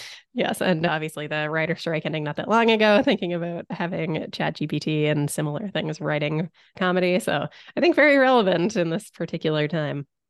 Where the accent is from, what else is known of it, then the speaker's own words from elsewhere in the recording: Canada; I, a Canadian